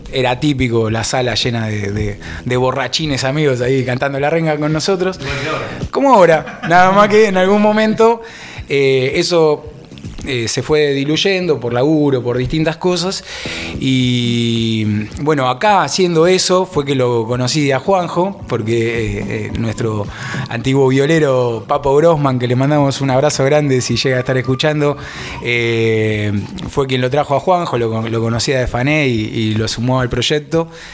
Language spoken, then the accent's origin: Spanish; Buenos Aires, Argentina; moved away as an adult; now in Tandil, Argentina; yo soy originario de Capital, allá hace muchos años